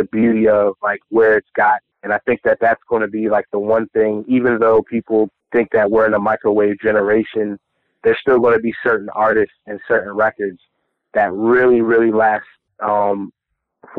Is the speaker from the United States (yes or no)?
yes; Northeast, United States; I'm from the Northeast